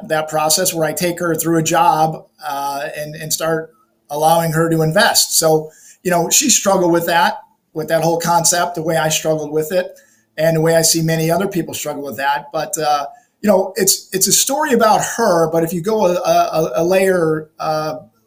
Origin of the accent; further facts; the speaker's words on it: Chicago, Illinois, United States; I was born and raised in Chicago